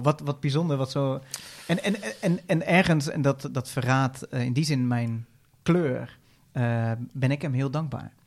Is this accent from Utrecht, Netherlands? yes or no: yes; Veenendaal, Utrecht, Netherlands; ik kom uit Veenendaal